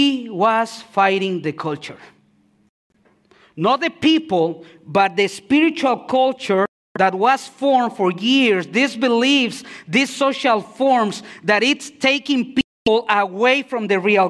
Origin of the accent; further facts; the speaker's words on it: Mexico City, Mexico; moved away; I'm from Mexico. Okay, I'm from Mexico City.